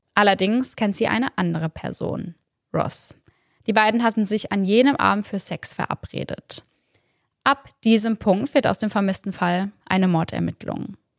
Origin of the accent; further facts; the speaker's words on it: Germany; bei uns in Deutschland